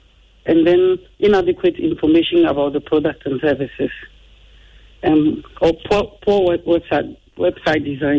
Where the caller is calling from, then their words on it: Medina, Greater Accra, Ghana; calling from Medina.